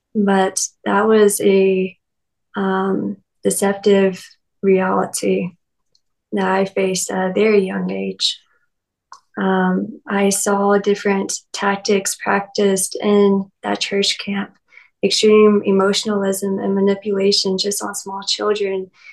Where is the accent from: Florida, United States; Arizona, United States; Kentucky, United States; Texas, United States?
Kentucky, United States; Lexington; I was raised in the Bible Belt. I'm from Lexington, Kentucky, and I've lived in a few small towns around that area.